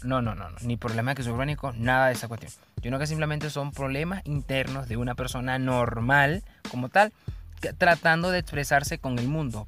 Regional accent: Bolívar, Venezuela; soy de Venezuela, este, especialmente del estado Bolívar

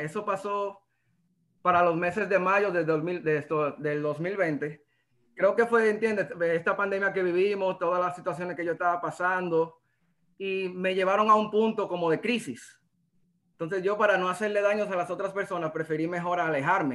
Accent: La Vega, Dominican Republic; soy dominicano, soy de La Vega

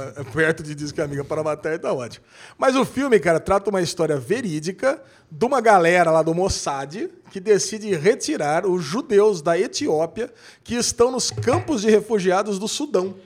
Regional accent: Brazil; nós, que somos brasileiros

